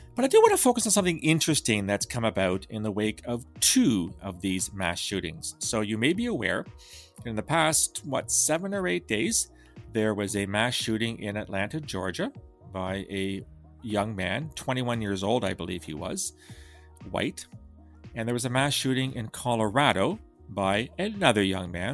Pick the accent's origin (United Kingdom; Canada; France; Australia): Canada; I'm Canadian